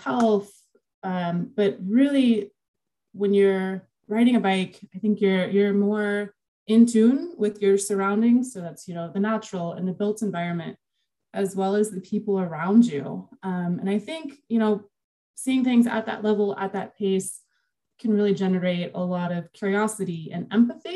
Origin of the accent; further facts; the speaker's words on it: Houston, Texas, United States; moved away as an adult; now in Albany, United States; I was born and raised in Houston